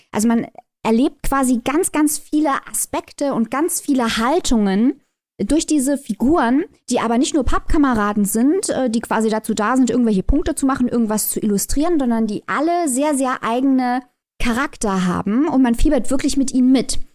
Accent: Germany; als Deutsche

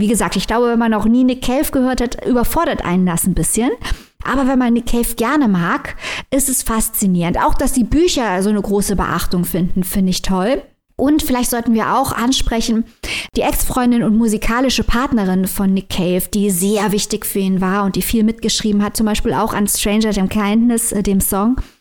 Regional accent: Saarland, Germany; als Saarländerin

